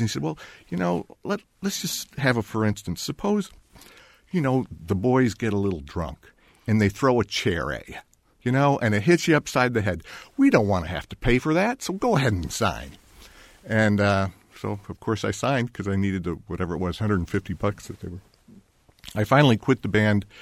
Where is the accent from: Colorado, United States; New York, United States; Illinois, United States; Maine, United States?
Illinois, United States; Hinsdale; moved away; also born or lived in Berkeley / Bloomington; I was raised in Hinsdale, Illinois